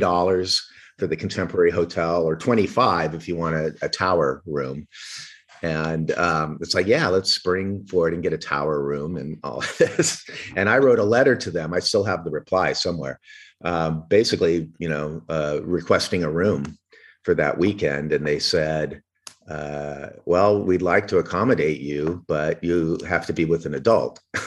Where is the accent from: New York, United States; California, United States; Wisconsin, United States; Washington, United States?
California, United States; Orange County; also born or lived in Paris; I grew up in Orange County